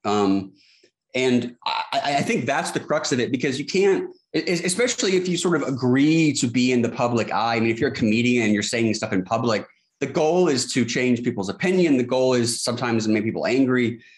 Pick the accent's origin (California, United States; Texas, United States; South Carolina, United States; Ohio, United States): South Carolina, United States; Charleston; I'm from Charleston, South Carolina. I still live here, born and raised